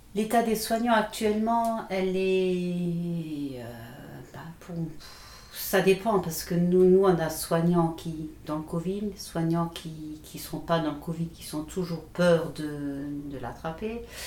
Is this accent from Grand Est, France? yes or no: yes; Moselle, Grand Est, France; chez nous en Moselle